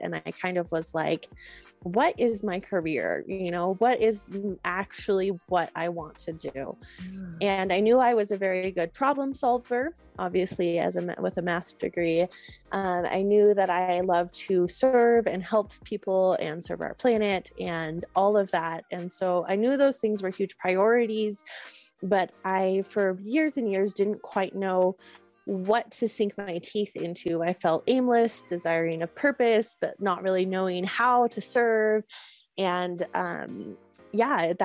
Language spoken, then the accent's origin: English; Northern California, United States; I grew up in Northern California, just kind of a wild child in the mountains